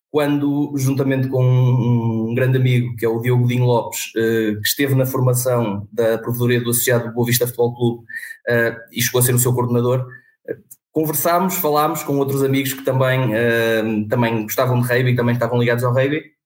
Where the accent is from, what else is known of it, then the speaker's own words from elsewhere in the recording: Vila Nova de Famalicão, Norte, Portugal; now in Vila do Conde, Portugal; sou natural de Vila Nova de Famalicão, uh, resido em Vila do Conde